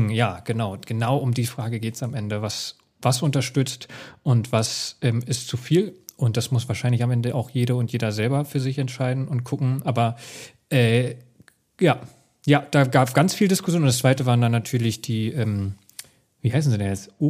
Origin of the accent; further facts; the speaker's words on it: Hesse, Germany; aber ich bin Hesse, ich darf das.